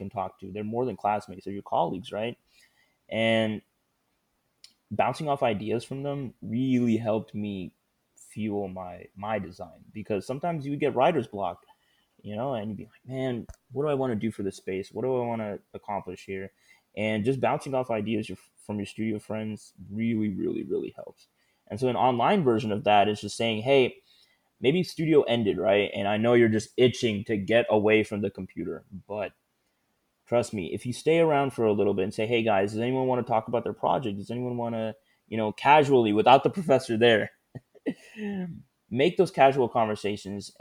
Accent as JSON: {"language": "English", "town": "Houston", "region": "Texas", "country": "United States", "also_born_or_lived": "Austin", "said": "I'm originally from Houston"}